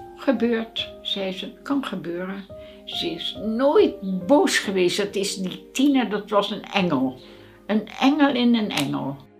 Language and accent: Dutch; Rotterdam, South Holland, Netherlands; Ik ben opgegroeid in Rotterdam op de Beukersdijk